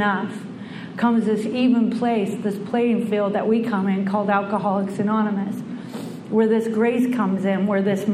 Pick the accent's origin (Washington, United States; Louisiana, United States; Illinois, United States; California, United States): Washington, United States; Bellingham; I was born in the Pacific Northwest in Bellingham, Washington, a little hippie town, and I was one of six kids